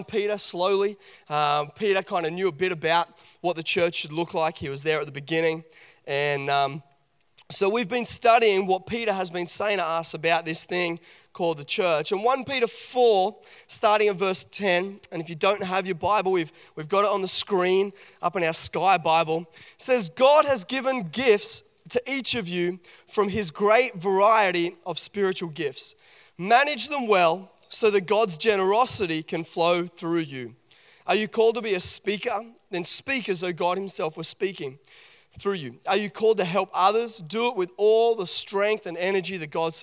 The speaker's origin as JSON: {"language": "English", "town": "Port Macquarie", "region": "New South Wales", "country": "Australia", "tie": "born or raised there", "said": "I grew up in Port Macquarie, and we used to do a lot of camping up at Crescent Head."}